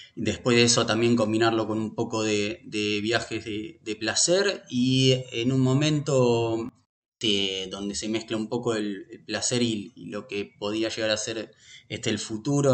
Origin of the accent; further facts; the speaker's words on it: Buenos Aires, Argentina; also born or lived in Pinamar / Olivos; nací en Buenos Aires, viví en, en Buenos Aires hasta los 35 años